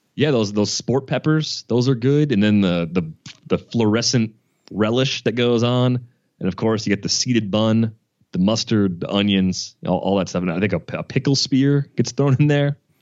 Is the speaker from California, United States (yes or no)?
no; Milwaukee, Wisconsin, United States; I'm from the Milwaukee area